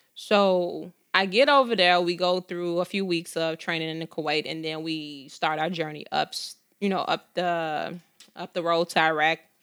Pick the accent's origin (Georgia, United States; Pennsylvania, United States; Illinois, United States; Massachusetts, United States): Illinois, United States; Chicago; I was born and raised on the south side of Chicago to a single mom